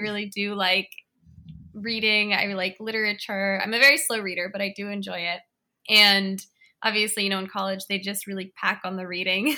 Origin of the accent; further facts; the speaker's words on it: Washington, District of Columbia, United States; I was born and raised in Washington, D C, and I live in, in D C now as well